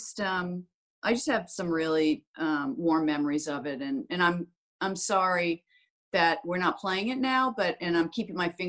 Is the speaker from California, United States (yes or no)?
no; Florida, United States; I was brought up on clay in Florida